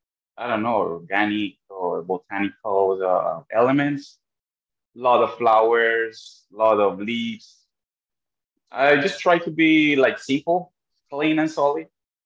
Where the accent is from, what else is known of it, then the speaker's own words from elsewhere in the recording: Medellin, Antioquia, Colombia; moved away as an adult; now in New York, United States; I'm from Medellin. Yeah, I'm from Medellin, Colombia. I've been living here in New York for 5 years already.